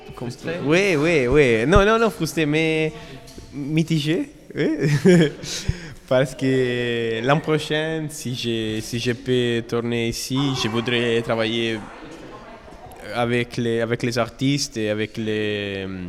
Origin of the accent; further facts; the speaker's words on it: Italy; French is a second language; je suis italien. Et c'est la première fois que je parle en français